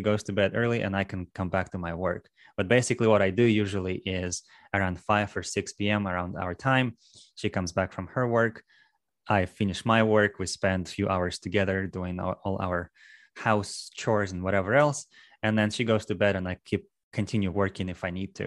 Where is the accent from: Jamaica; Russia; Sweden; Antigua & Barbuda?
Russia; moved away as an adult; also born or lived in New England / Maryland / Texas; now in Houston, United States; I am from Russia. I moved to U S about, uh, ten, eleven years ago now.